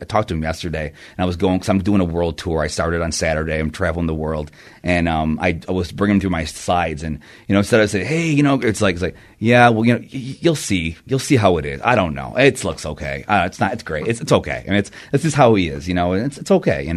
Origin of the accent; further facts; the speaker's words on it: Rochester, New York, United States; I'm from upstate Rochester, New York